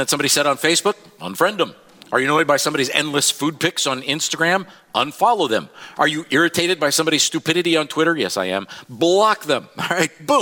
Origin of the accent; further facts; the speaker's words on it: Iowa, United States; now in Joplin, United States; I grew up in Iowa.